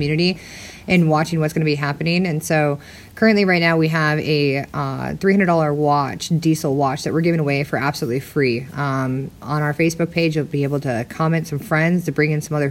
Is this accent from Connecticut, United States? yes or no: no; Minnesota, United States; now in Arizona, United States; I'm originally from Minnesota